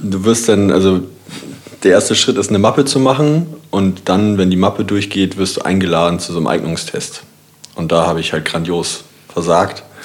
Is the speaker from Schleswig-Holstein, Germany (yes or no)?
yes; Kiel, Schleswig-Holstein, Germany; ich komme auch aus Kiel